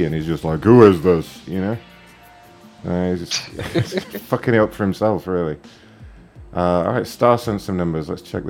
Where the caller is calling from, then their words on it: Dublin, Leinster, Ireland; Dublin, Ireland.